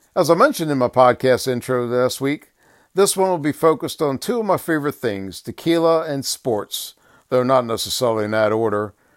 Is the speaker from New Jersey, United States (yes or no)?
yes; Cape May, New Jersey, United States; my childhood growing up in Cape May